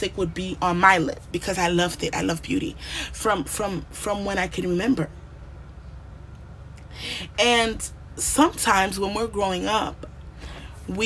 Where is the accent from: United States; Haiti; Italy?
Haiti; growing up in Haiti, at my age, during my time